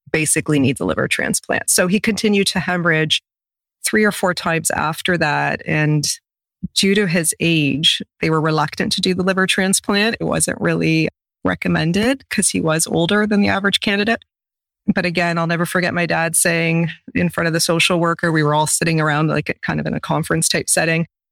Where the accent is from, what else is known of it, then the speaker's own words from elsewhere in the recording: a couple hours from London, Ontario, Canada; moved away as an adult; So I'm in London, Ontario, and he's going to have his transplant in the same city, which is a couple hours away from my hometown.